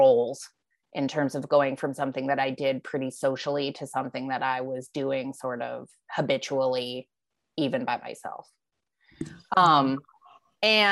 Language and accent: English; Alaska, United States; also born or lived in Philadelphia; now in Vermont, United States; having grown up in Alaska